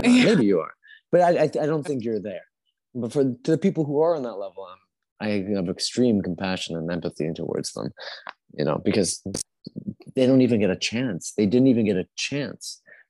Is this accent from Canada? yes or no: yes; Canada; also born or lived in Colombia; I grew up in Canada.